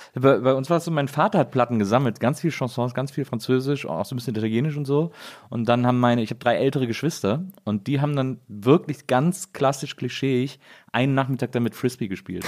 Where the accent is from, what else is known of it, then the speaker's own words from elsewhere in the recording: Wesseling, North Rhine-Westphalia, Germany; ich bin in Wesseling aufgewachsen, das ist genau zwischen Köln und Bonn